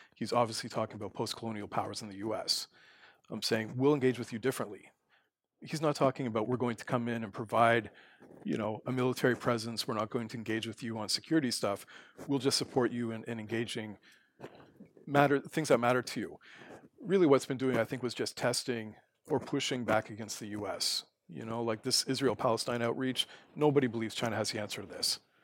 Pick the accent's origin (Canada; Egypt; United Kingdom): Canada; moved away as an adult; also born or lived in South Korea / Taiwan; now in Abu Dhabi, United Arab Emirates; I'm from Canada